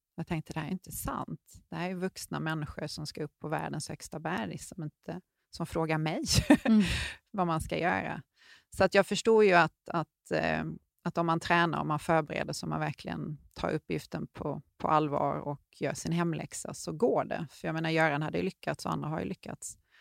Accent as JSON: {"language": "Swedish", "country": "Sweden", "said": "vi var ju två svenskar på berget samtidigt"}